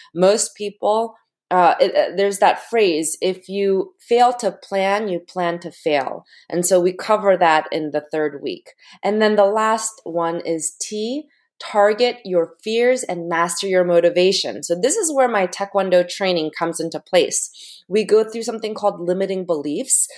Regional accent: United States; parents immigrated from Korea. I was born in the United States.

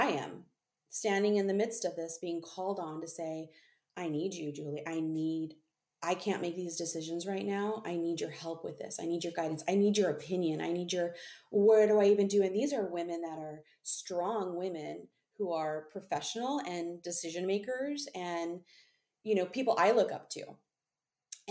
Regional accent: Southern California, United States; moved away as an adult; also born or lived in Central Coast, California / high desert, California; I was born and raised in Southern California

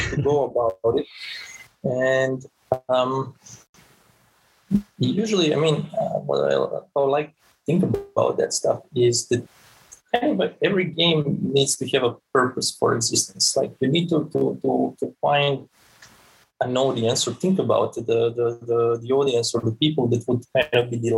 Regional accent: Serbia; moved away as an adult; also born or lived in Switzerland / Tampere, Finland; now in Helsinki, Finland; I'm originally from Serbia

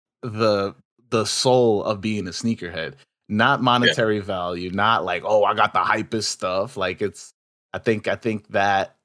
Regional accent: New York City, New York, United States; I'm from Queens

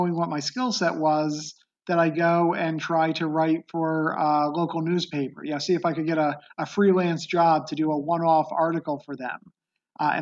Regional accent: Beacon, New York, United States; I grew up in upstate New York. It was a city called Beacon in the Hudson Valley

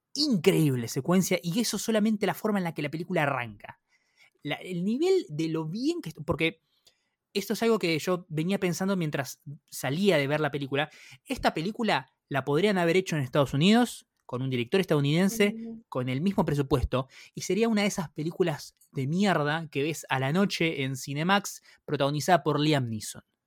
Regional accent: Argentina; como argentino y como latinoamericano

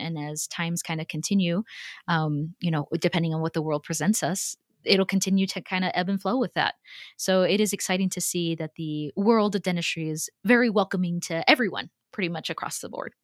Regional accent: Texas, United States; also born or lived in Houston; as a Texan, and, and you know, having lived in Houston for a few years

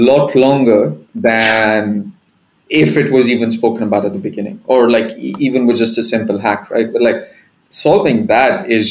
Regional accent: Dubai, United Arab Emirates; I'm Indian, but, you know, born and raised in Dubai, and I still live here

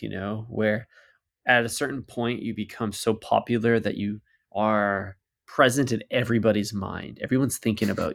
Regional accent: Canada; we are the Canadian consumer

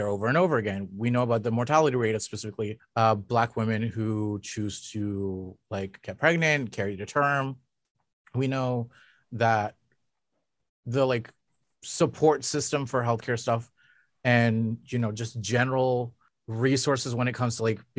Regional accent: Canada; as a Canadian

